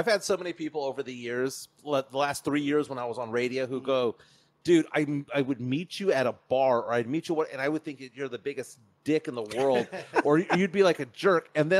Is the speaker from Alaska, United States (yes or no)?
no; San Antonio, Texas, United States; I'm Texan, lived here my entire life. We'll get mad, but I grew up in my summers in California.